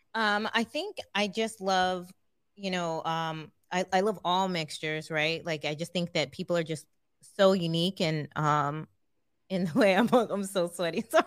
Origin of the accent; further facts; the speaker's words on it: California, United States; now in Hawaii, United States; growing up in California